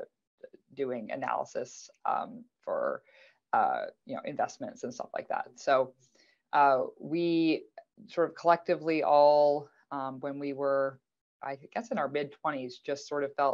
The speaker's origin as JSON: {"language": "English", "country": "Canada", "moved": "yes", "lives_now": "United States", "said": "I'm Canadian, even though I live in the US now."}